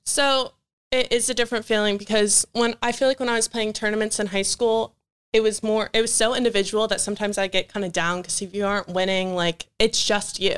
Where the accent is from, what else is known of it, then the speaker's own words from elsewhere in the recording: Chantilly, Virginia, United States; moved away as an adult; now in York, United States; I'm from Northern Virginia